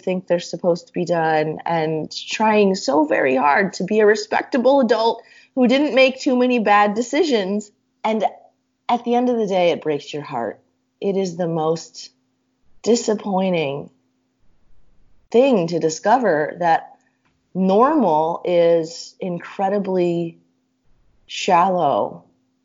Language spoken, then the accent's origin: English; Susquehanna County, Pennsylvania, United States; moved away as an adult; Susquehanna County, Pennsylvania, rural as ever, small town, trailer park. Growing up with a mom